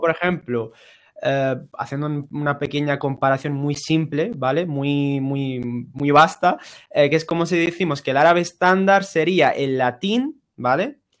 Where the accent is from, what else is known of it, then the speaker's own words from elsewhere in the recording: Ceuta, Spain; first language Spanish; moved away as an adult; now in Granada, Spain; nosotros dos somos de Ceuta, hemos venido a Granada a estudiar y, bueno, aquí nos hemos mm. quedado a vivir.